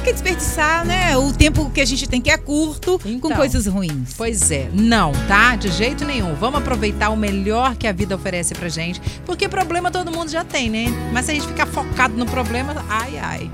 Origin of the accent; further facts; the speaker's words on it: Brazil; moved away as an adult; now in France; sou brasileiro